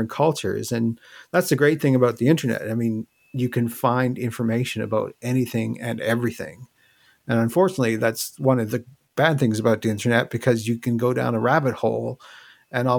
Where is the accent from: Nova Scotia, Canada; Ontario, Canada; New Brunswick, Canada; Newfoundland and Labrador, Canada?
Newfoundland and Labrador, Canada; I'm originally from Newfoundland, so that's where I am now.